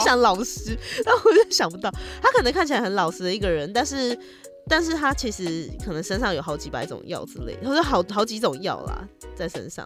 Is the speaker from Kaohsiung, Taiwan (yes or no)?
no; Tainan, Taiwan; moved away; 我老家在台南，对啊。可是每次回台南都是因为你知道，就是去看老人家